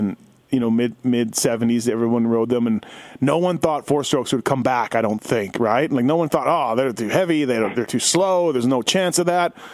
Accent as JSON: {"language": "English", "country": "Canada", "said": "I'm from Canada"}